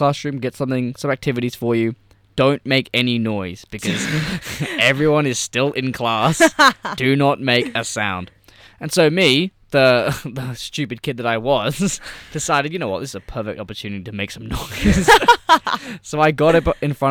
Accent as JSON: {"language": "English", "region": "England", "country": "United Kingdom", "said": "I'm from England"}